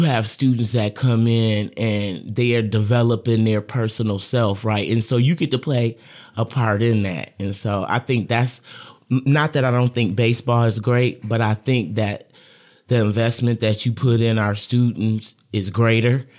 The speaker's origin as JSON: {"language": "English", "town": "Lansing", "region": "Michigan", "country": "United States", "said": "I'm a Lansing local, as they say"}